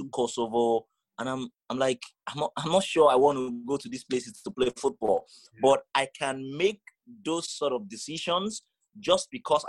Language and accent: English; Nigeria; moved away